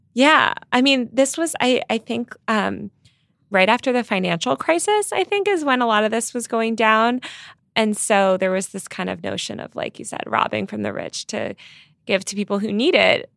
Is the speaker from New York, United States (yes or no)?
yes; New York, United States; as a New Yorker